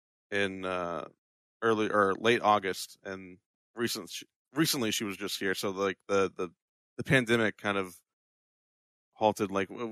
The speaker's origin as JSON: {"language": "English", "region": "Florida", "country": "United States", "tie": "born or raised there", "also_born_or_lived": "Ohio", "moved": "as an adult", "lives_now": "Austin, United States", "said": "I've pretty much been raised in Florida. But I moved to Texas because, like, here in Austin, there's a bunch of content creators."}